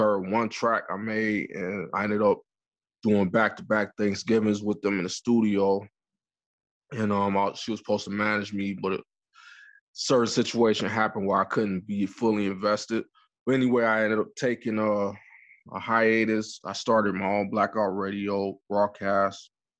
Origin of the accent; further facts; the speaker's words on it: Detroit, Michigan, United States; also born or lived in New York; now in Canada; Currently, I'm in Canada, but I was born and raised in Detroit, Michigan, but I moved around a lot due to my father being in the military, so I'm a little bit from everywhere.